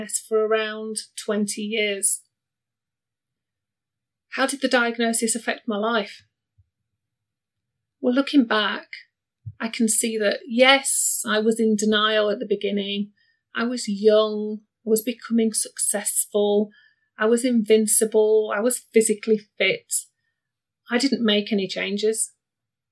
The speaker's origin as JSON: {"language": "English", "town": "Barnsley", "region": "Yorkshire and the Humber", "country": "United Kingdom", "tie": "born or raised there", "moved": "as an adult", "said": "I was born in the 70s, way back when, in Barnsley, and Barnsley's in Yorkshire."}